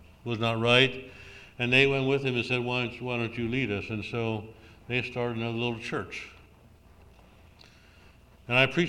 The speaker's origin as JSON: {"language": "English", "area": "Lancaster Conference", "region": "Pennsylvania", "country": "United States", "tie": "born or raised there", "also_born_or_lived": "northern Minnesota", "moved": "as an adult", "said": "I grew up in Lancaster Conference"}